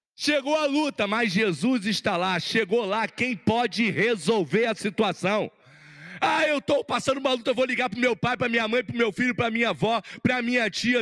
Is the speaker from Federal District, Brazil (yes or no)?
no; Rio de Janeiro, Brazil; Eu sou carioca, eu sou lá de Olaria.